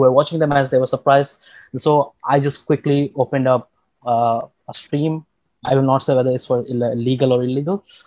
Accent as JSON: {"language": "English", "country": "India", "said": "I'm from India"}